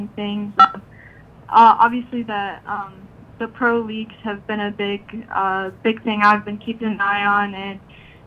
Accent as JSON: {"language": "English", "town": "Raleigh", "region": "North Carolina", "country": "United States", "tie": "born or raised there", "said": "I grew up here in Raleigh"}